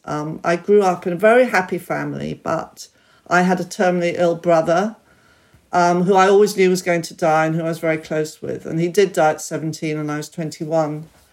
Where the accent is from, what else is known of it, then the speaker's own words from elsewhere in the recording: United Kingdom; I was born here and I'm very British